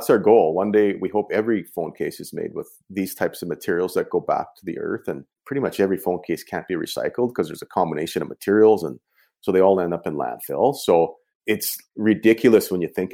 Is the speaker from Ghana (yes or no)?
no; Canadian Prairies, Canada; I grew up on the Canadian prairies here